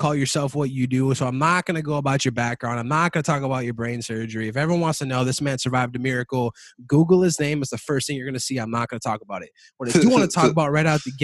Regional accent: Savage, Minnesota, United States; my hometown of Savage, Minnesota.

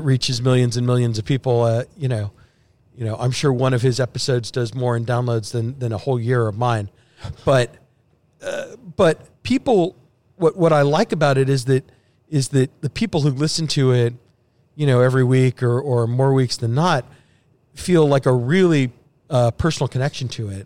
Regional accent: Sugar Land, Texas, United States; also born or lived in Houston; I grew up in Sugarland

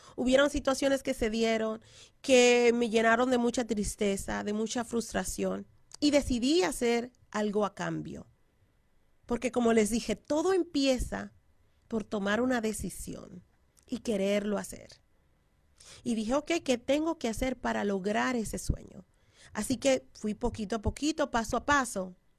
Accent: Dominican Republic; moved away; estoy hablando así como dominicana

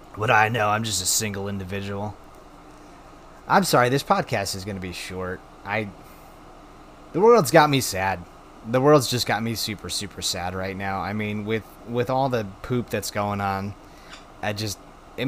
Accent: Wisconsin, United States; my home state of Wisconsin

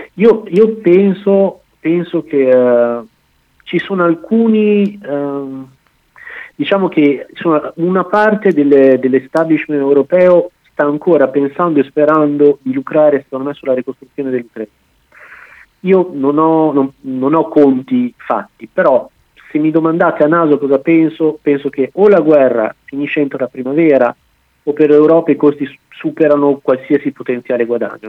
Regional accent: Bologna, Emilia-Romagna, Italy; moved away as an adult; now in France; io sono di Bologna

